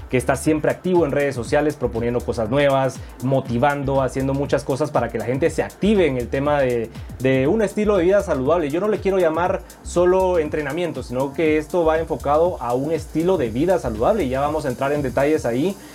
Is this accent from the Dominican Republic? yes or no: no; Venezuela; moved away as an adult; now in Guatemala; Soy venezolano, soy chamo. Venezolano, venezolano.